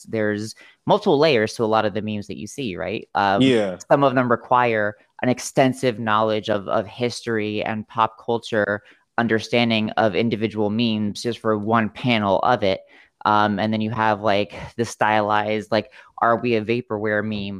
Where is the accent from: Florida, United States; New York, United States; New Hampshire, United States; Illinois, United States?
Florida, United States; South; moved away as an adult; also born or lived in Montana; we were living in Montana at the time, and we're both from South Florida